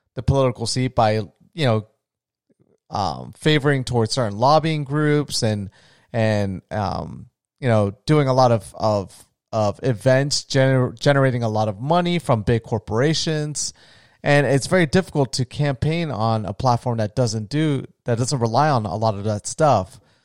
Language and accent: English; Florida, United States; I'm from Florida